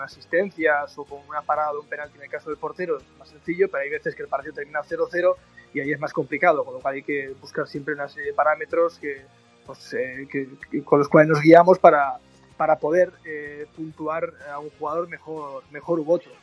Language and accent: Spanish; Irún, Basque Country, Spain; he crecido con la radio porque yo soy de Irún en Irún tenemos una emisora de radio